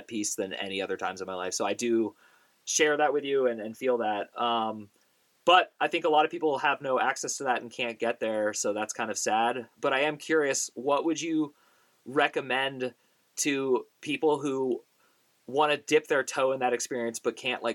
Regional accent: Bay Area, California, United States; I grew up in the Bay Area

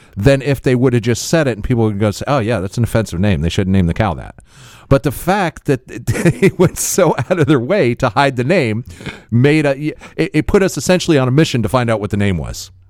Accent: Florida, United States; we're from Florida

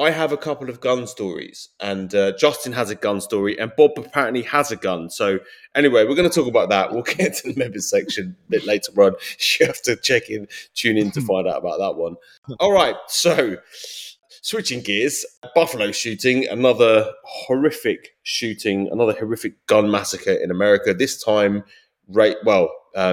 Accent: United Kingdom; now in United States; as a Brit

